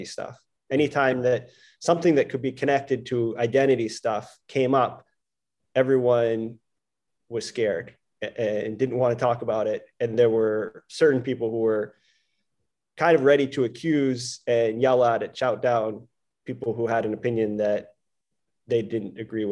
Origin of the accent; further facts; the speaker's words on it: Maine, United States; I grew up in Maine